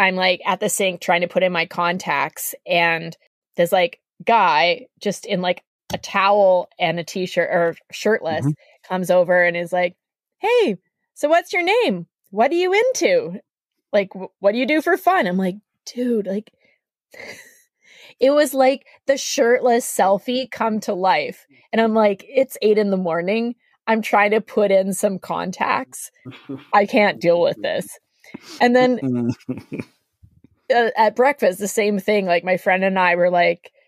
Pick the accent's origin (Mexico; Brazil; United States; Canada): Canada; I'm a Canadian.